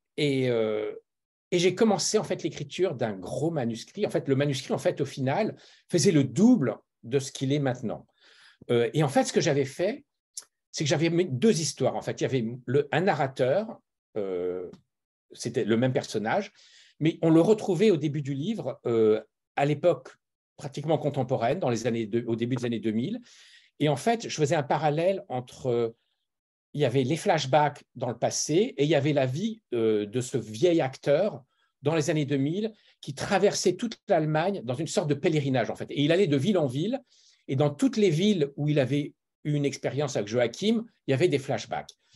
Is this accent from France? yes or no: yes; France; moved away as an adult; now in Los Angeles, United States; je suis français de naissance et, euh, et d'éducation. J'ai grandi en France, mais j'ai une mère allemande.